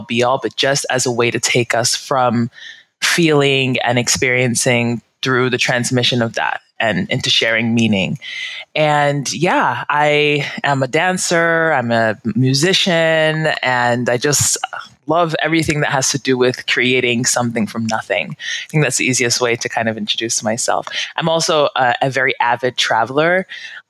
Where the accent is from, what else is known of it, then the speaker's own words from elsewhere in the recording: United States; moved away as an adult; I've lived outside of my home country, the U.S., for 5 years